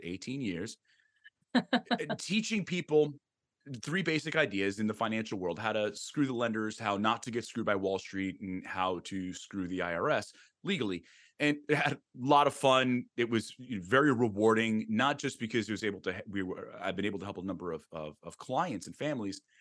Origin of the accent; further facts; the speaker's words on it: Long Island, New York, United States; I grew up here in Long Island